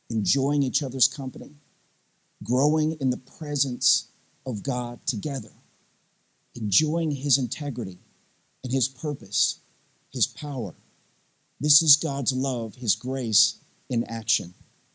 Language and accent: English; Tennessee, United States; accent: Southern; now in Midwest, United States; I grew up in Southeast Tennessee, some of you guys know that about me, there's a wee tinge of Southern accent it's just still left after 20-something years in the Midwest.